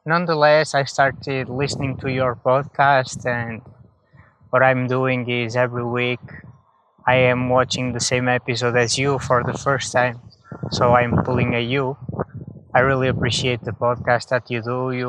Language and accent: English; Portugal; now in Netherlands; I am from Portugal. Although right now I live in the Netherlands.